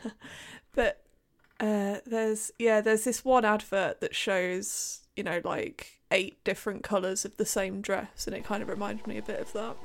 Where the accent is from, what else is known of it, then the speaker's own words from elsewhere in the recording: United Kingdom; as a Brit